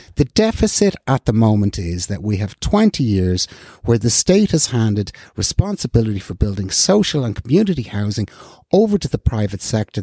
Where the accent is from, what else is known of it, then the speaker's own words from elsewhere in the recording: North County Dublin, Leinster, Ireland; I was born in North County, Dublin